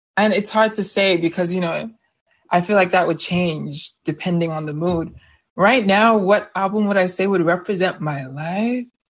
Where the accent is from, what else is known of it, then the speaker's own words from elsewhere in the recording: Nigeria; I'm from Nigeria